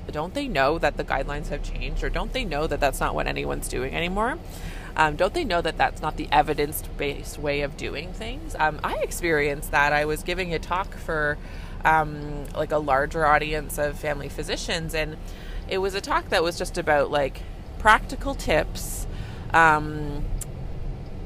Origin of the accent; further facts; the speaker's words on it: Canada; I'm a Canadian family physician